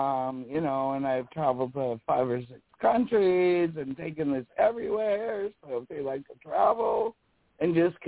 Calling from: South Dakota, United States; from South Dakota in the Black Hills, right? We're a really, like, tourist area.

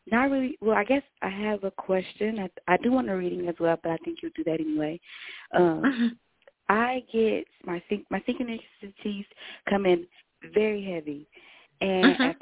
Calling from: Dallas, Texas, United States; I'm calling in from Dallas, Texas.

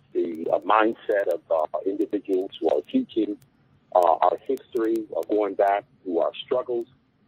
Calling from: Detroit, Michigan, United States; I'm calling from Detroit.

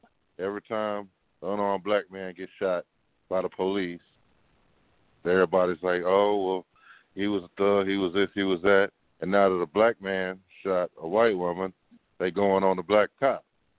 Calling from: Seabrook, Texas, United States; I'm calling from Seabrook.

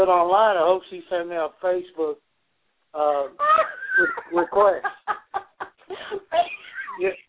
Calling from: Georgia, United States; I'm calling from Georgia.

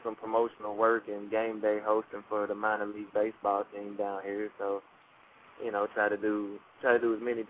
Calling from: Jackson, Tennessee, United States; Well, I'm down here in Jackson, Tennessee. It's between Memphis and Nashville

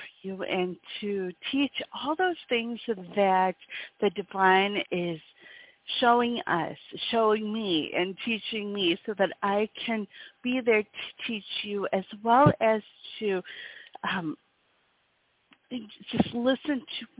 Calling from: Wisconsin, United States; I come to you from Wisconsin in the States

